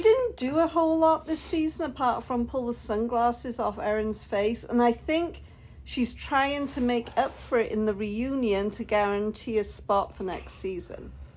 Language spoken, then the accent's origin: English; United Kingdom; Being British